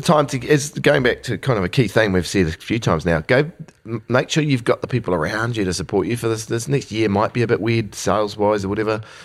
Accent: New Zealand; born here in the, in the seventies and eight, and eighties

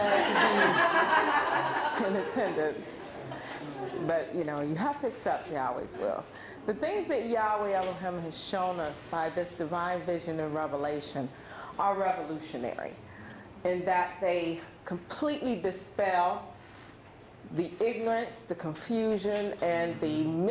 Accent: Southfield, Michigan, United States; from Southfield. That's only a glimmer, you know. That's the general area I'm from.

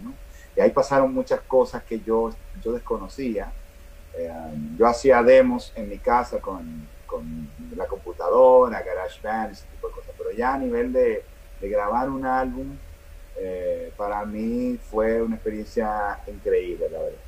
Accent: Dominican Republic; also born or lived in New York; Vengo de República Dominicana

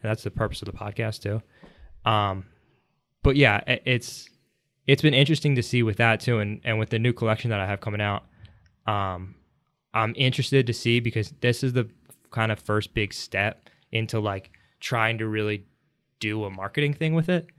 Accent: Philadelphia, Pennsylvania, United States; I've lived in the suburbs for most of my life

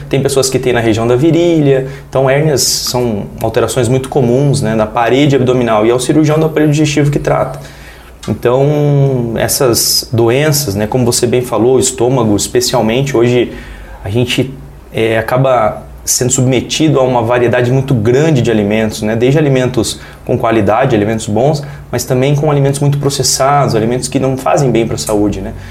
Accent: São Miguel, Brazil; mas a cidade que me deixa em casa, a minha cidade natal, onde eu tenho meus amigos de infância, minha família, é São Miguel.

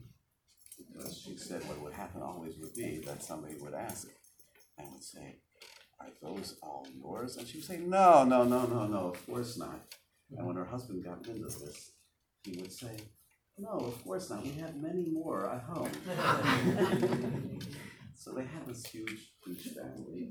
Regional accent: Montreal, Quebec, Canada; moved away as an adult; now in Baltimore, United States; I grew up in Montreal, and in 1982, when I was finished with high school, I went to Baltimore

